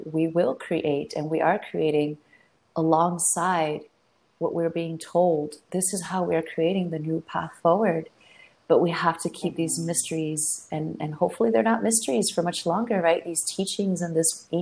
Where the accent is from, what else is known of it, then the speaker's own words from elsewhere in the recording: South Florida, United States; moved away as an adult; also born or lived in Argentina / Brooklyn, New York; I grew up in South Florida